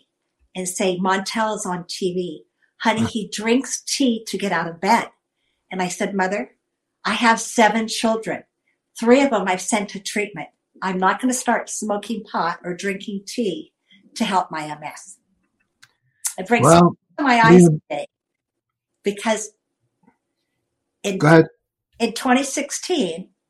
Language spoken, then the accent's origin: English; Stockton, California, United States; I'm from Stockton, California